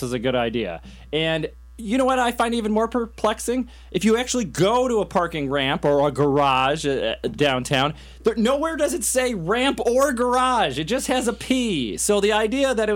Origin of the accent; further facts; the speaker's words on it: Madison, Wisconsin, United States; also born or lived in Washington, D.C.; I'm from Madison